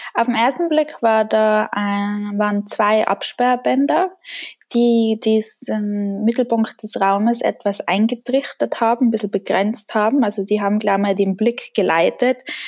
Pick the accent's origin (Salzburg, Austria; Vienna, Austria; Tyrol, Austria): Tyrol, Austria; ich komme aus Tirol. Das hört man auch in meiner Sprache.